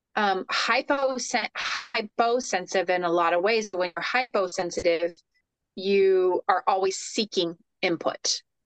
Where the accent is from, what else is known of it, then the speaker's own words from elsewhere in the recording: Florida, United States; I'm a native Floridian, third generation